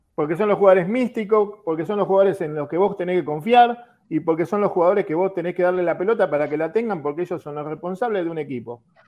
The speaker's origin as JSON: {"language": "Spanish", "country": "Argentina", "said": "los argentinos"}